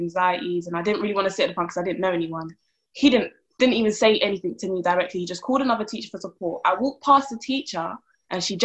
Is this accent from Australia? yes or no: no; London, United Kingdom; I was born and raised in South London